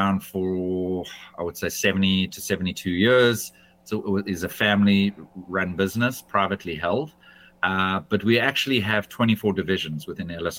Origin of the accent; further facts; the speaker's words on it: South Africa; moved away as an adult; also born or lived in United Kingdom; I left my home country of South Africa and I moved to the United Kingdom.